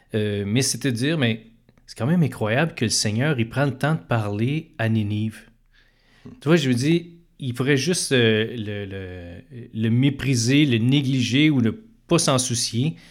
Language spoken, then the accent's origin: French; Montreal, Quebec, Canada; je suis un, Montréalais euh, d'origine. Je suis né, euh, et j'ai grandi dans l'est de Montréal